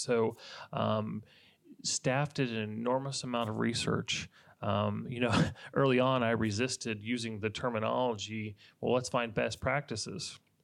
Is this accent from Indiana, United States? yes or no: yes; Indiana, United States; moved away as an adult; now in Polk County, Florida, United States; I was from Indiana